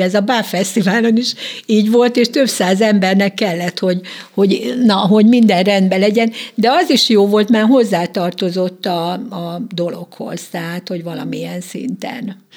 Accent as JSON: {"language": "Hungarian", "region": "Békés", "country": "Hungary", "tie": "born or raised there", "said": "Én azért ragaszkodom békéshez, mert költözhetem volna Csabára is, mert ugye a fiam itt él a családjával. Tehát a családom egy része ott él, de minek, mikor én ott nőttem föl"}